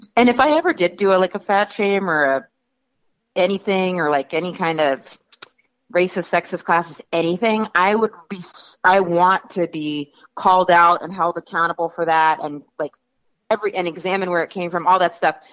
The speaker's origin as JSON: {"language": "English", "region": "New York", "country": "United States", "said": "I'm from New York"}